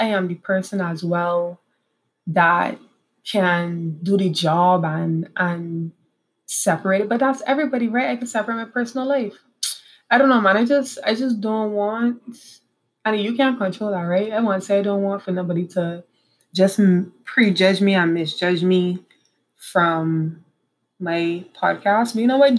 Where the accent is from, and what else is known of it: Barbados; moved away as an adult; also born or lived in Trinidad; now in Trinidad and Tobago